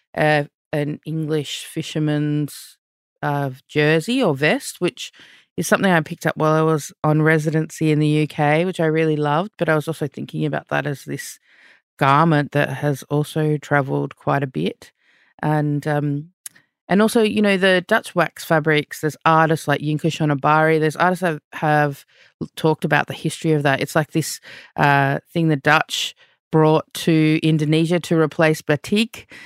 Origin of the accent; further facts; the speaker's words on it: Melbourne, Victoria, Australia; my own history growing up in Melbourne, Australia.